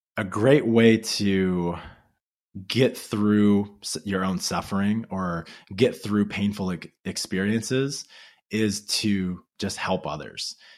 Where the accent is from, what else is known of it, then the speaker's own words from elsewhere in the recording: Louisiana, United States; I grew up in Louisiana